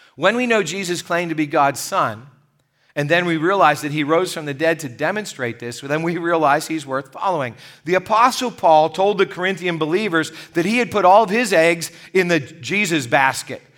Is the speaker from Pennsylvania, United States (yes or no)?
yes; Gypsy, Pennsylvania, United States; As a little boy growing up in Gypsy, Pennsylvania